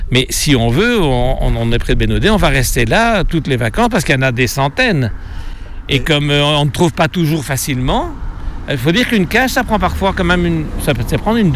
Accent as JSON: {"language": "French", "country": "Belgium", "said": "Nous, on vient de Belgique, on ne savait même pas qu'il y avait ici une petite euh, fontaine, mais c'est intéressant."}